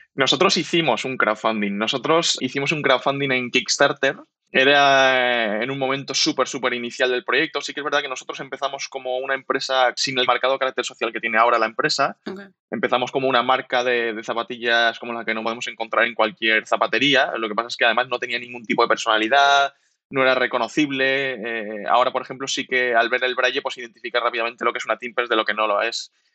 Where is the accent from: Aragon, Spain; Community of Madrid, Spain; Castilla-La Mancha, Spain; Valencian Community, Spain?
Valencian Community, Spain; Alicante; moved away as an adult; now in Valencia, Spain; somos alicantinos los tres, por eso nos metimos en calzado y hace tres años aproximadamente estamos viviendo en Valencia